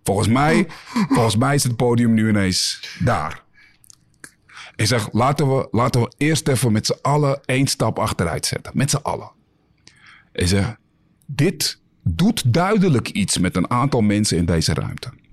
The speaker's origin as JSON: {"language": "Dutch", "country": "Netherlands", "said": "wij als Nederlanders"}